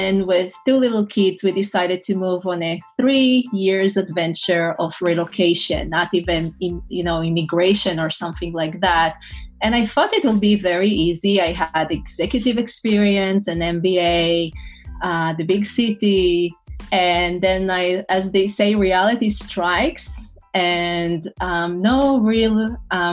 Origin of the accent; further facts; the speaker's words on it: Israel; English is a second language; moved away as an adult; also born or lived in New York City, United States; now in North Carolina, United States; originally I'm from Israel.